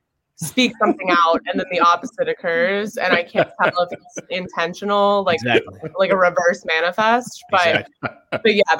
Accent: New York, United States; I'm from New York.

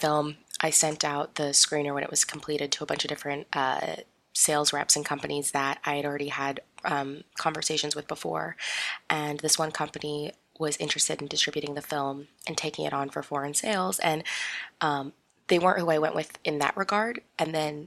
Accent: Las Vegas, Nevada, United States; also born or lived in Sydney, Australia; My family and I moved to Las Vegas in the year 2000. And so I grew up there for a very, very long time.

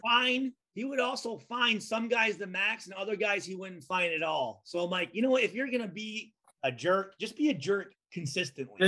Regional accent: Midwest, United States; I grew up in the Midwest

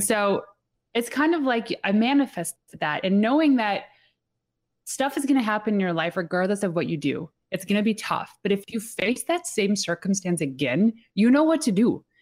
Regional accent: Atlantic Canada, Canada; we are from the East Coast, like, super East Coast that were, our time zone is actually Atlantic Canadian time zone

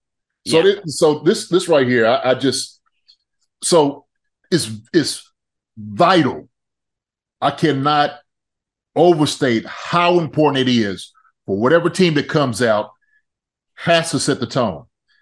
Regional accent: Philadelphia, Pennsylvania, United States; now in Kansas City, United States; Hey man, look, I came from Philly. It was I'm telling you, it was when I came out to Kansas City, man.

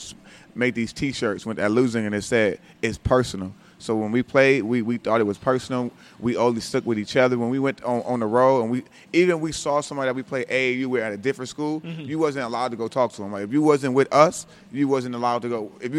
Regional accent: Los Angeles, California, United States; From South Central, L.A.

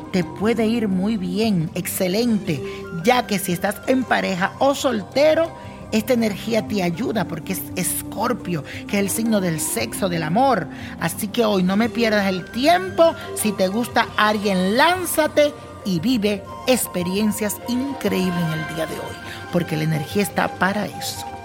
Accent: Venezuela; now in Colombia; Yo soy de Venezuela, un país que enfrenta una fuerte crisis y por tal motivo me mudé para Colombia.

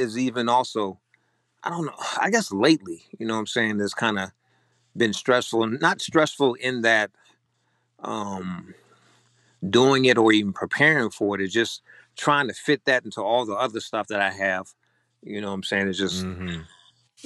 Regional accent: Virginia, United States; moved away as an adult; now in Austin, United States; I am originally from Virginia. Came out here to work the tech industry.

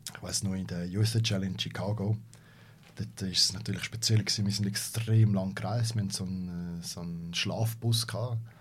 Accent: Switzerland; als Schweizer

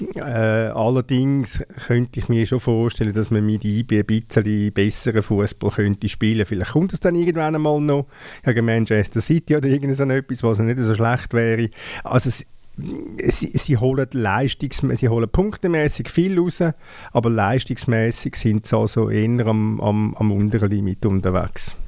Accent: Switzerland; sind wir Schweizer

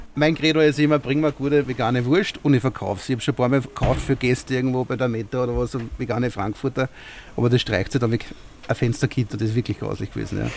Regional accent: Gänserndorf, Lower Austria, Austria; ich bin aus Gensendorf, ja, und wir haben 10 Kebab in der Ortschaft

